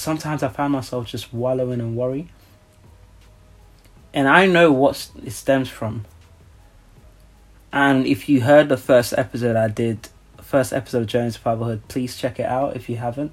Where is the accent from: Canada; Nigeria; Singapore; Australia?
Nigeria; I'm from Nigeria